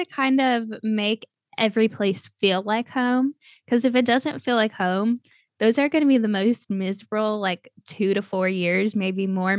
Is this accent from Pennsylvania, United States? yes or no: no; Cleveland, Ohio, United States; born there; also born or lived in Texas / Florida; I was born in Cleveland. My most memorable years are in Texas. I've lived in Florida the longest.